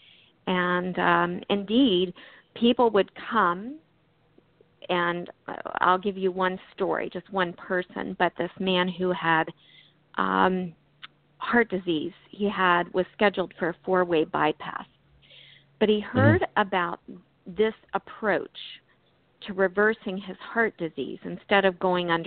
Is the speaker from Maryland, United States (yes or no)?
yes; Maryland, United States; also born or lived in California; now in Maine, United States; We were living actually in Maryland at the time. That's our home state. We did live in California for, I lived in California for 16 years, but we're originally from Maryland